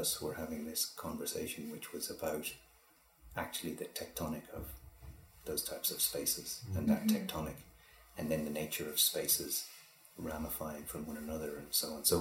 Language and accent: English; Donegal, Ulster, Ireland; moved away; also born or lived in Dublin; I grew up in Donegal as well